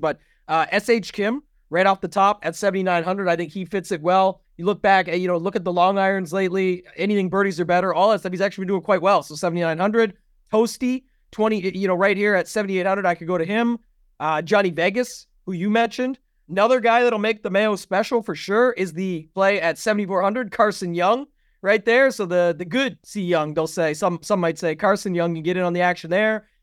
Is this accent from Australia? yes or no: no; Canada; I'm Canadian